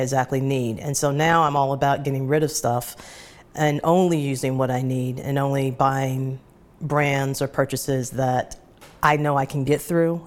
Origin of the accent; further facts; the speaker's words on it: Atlanta, Georgia, United States; moved away as an adult; now in New York, United States; grew up in Atlanta, and then settled in, uh, New York in nineteen ninety-six